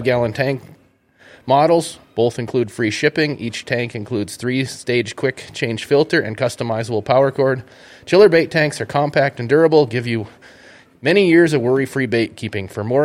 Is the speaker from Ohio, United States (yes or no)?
no; Bowbells, North Dakota, United States; now in Grand Forks, United States; I grew up in the little town of Bowbells, North Dakota, up in the northwest corner, which is northwest of Minot